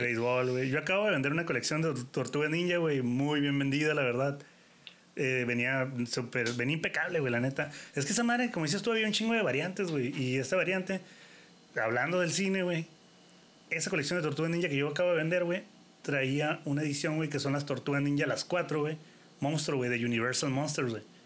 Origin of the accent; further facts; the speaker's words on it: Mexico; uno como mexicano